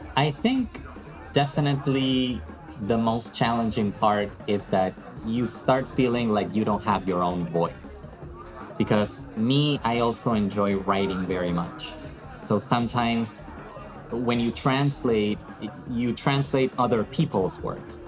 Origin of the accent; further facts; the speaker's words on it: Lima, Peru; I'm Peruvian. I was born and raised in the capital of Peru, which is Lima